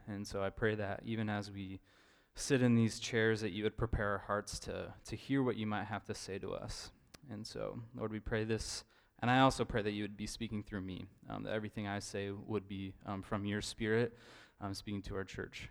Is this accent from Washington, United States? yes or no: no; Idaho, United States; moved away as an adult; now in Eugene, United States; I'm from Idaho